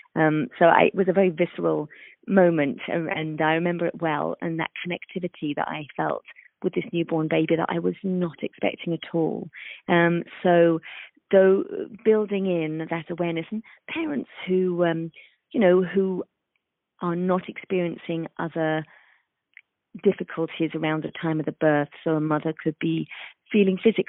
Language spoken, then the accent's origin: English; London, United Kingdom; moved away as an adult; also born or lived in east coast of the United States; now in United States; I am from London, England, and I have spent half of my career practicing in the UK